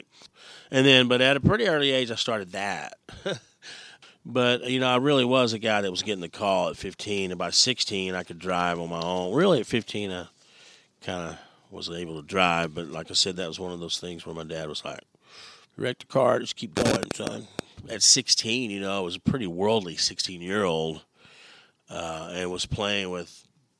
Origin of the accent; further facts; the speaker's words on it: Lake Jackson, Texas, United States; I grew up in Lake Jackson, but that other side, you know, and then I grew up 5 miles from the Gulf of Mexico